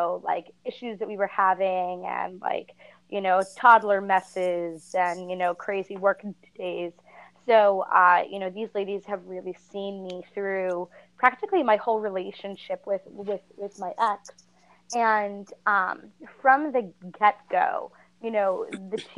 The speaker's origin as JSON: {"language": "English", "region": "New Jersey", "country": "United States", "said": "I am from New Jersey"}